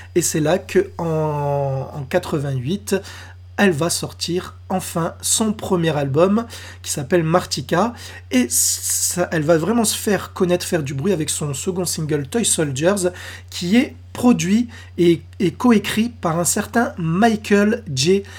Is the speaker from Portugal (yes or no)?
no; France; chez nous, en France